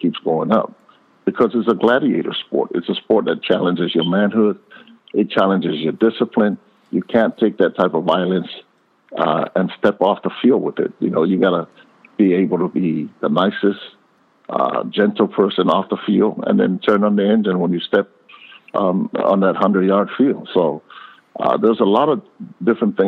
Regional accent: Hawaii, United States; growing up in Hawaii

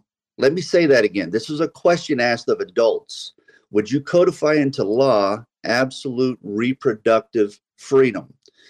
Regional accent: United States; You know, I am I'm an American.

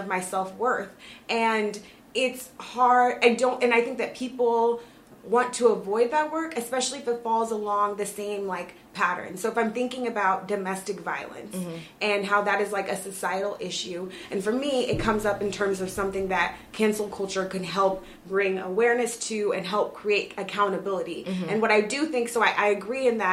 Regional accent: United States; who we are as American people

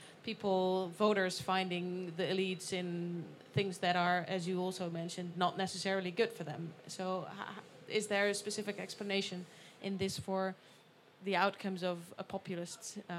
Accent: Netherlands; I'm from the Netherlands.

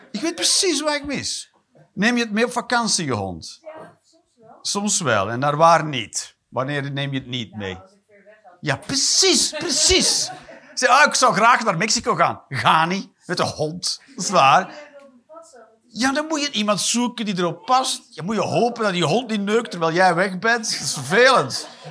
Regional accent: Flanders, Belgium; ik ben een Vlaming

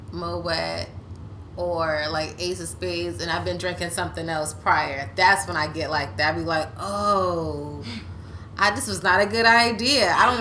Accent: the DMV, Washington metropolitan area, United States; also born or lived in Silver Spring, Maryland / Southern Maryland / Virginia; now in Washington, D.C., United States; I am from the DMV. I've literally lived in Maryland. I've lived in Virginia. I lived in D.C. I was born in Silver Spring.

